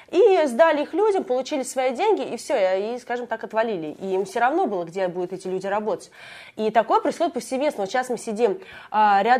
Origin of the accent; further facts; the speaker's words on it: Moscow Oblast, Russia; now in Moscow, Russia; Я сама приехала из Подмосковья, понаехавшая